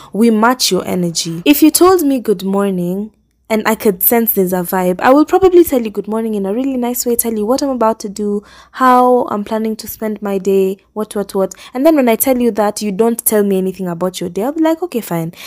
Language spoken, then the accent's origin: English; Kenya; moved away as an adult; now in Nairobi, Kenya; I really like where we live. If you asked me that a few years back when I was joining high school, I probably would not have said that because I'm thinking, "I'm so far from Nairobi.